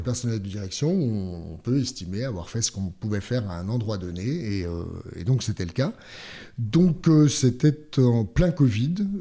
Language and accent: French; Langres Plateau, Grand Est, France; je, viens du coin le plus froid de France. Euh, du, plateau. Alors, on rivalise avec Mout, ah, du plateau de Langres.